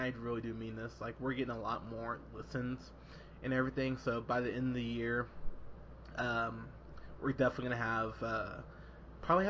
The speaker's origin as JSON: {"language": "English", "town": "San Luis Obispo", "region": "California", "country": "United States", "tie": "born or raised there", "also_born_or_lived": "Austin, Texas", "said": "growing up in Rio Grande area and in San Luis Obispo"}